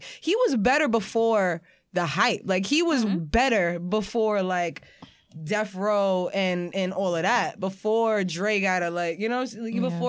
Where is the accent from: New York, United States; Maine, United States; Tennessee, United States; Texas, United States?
New York, United States; New York City; I'm from New York